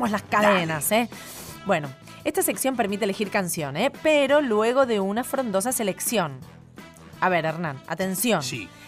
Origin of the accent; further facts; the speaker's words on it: Tandil, Buenos Aires Province, Argentina; Yo soy de Tandil.